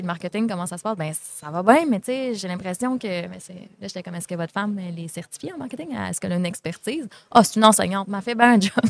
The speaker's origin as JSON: {"language": "French", "town": "Vallée-Jonction", "region": "Quebec", "country": "Canada", "said": "Je viens de la Beauce."}